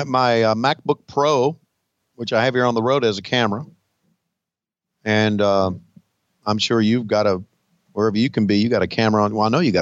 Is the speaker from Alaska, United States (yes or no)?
no; Virginia, United States; First of all, I'm from Virginia, not West Virginia